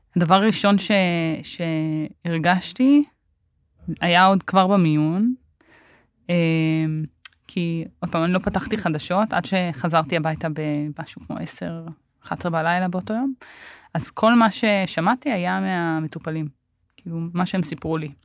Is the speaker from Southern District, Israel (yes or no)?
yes; Omer, Southern District, Israel; also born or lived in Tel Sheva; אני גדלתי בעומר, זאת אומרת, נולדתי בתל שבע, שתל שבע זה יישוב אה, בדואי בנגב, וגדלתי בעומר